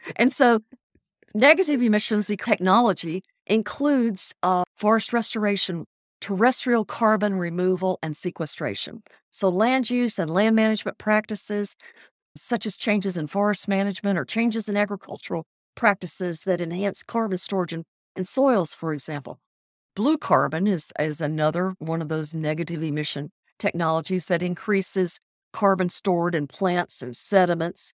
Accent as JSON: {"language": "English", "town": "Biloxi", "region": "Mississippi", "country": "United States", "tie": "born or raised there", "also_born_or_lived": "Texas", "moved": "as an adult", "lives_now": "Louisiana, United States", "said": "I grew up in Biloxi, Mississippi, went to college in Louisiana and Mississippi and Texas"}